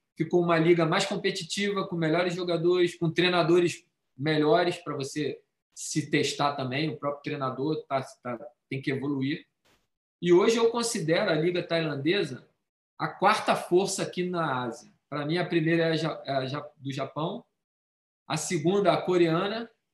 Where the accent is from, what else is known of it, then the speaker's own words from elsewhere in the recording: Brazil; moved away as an adult; also born or lived in United Arab Emirates / South Korea / Qatar; now in Thailand; Eu sou brasileiro